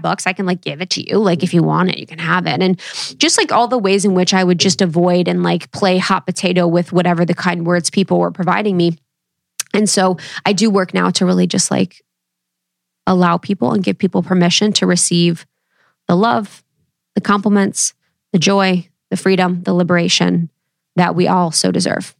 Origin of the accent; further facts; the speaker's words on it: Ohio, United States; I come from Ohio, baby, Midwest, roots through and through